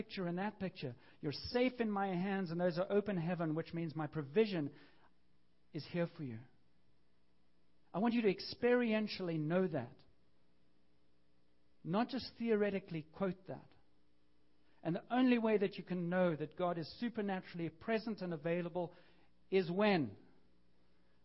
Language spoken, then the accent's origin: English; Canada; we're Canadian, I am, but I'm still a half-breed